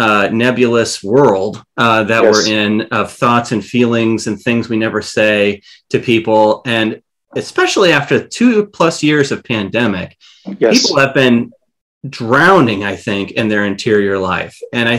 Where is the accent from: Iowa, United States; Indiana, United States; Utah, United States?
Iowa, United States; well, I'm from Iowa, so that's given.